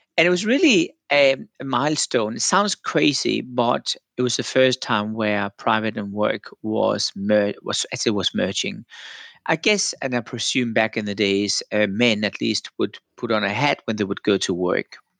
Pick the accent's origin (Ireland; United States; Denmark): Denmark; moved away; I'm from Denmark originally